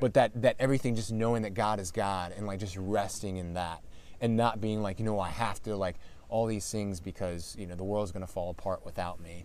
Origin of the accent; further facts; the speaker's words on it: Calvert County, Maryland, United States; I am born and raised Calvert County. I've been here since I was six months old